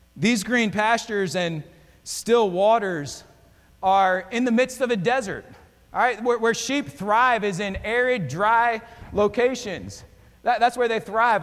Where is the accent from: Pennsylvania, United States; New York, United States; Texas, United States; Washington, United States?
Pennsylvania, United States; Pocono area, near Bloomsburg; now in Florida, United States; I grew up in Pennsylvania. I grew up in the Pocono area, right off Interstate 80. We actually lived near Bloomsburg.